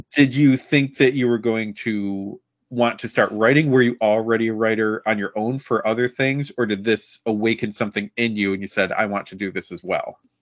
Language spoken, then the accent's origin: English; about an hour and a half from Rome, New York, United States; now in Rome, United States; I grew up closer to the Canadian border than to another major U S city.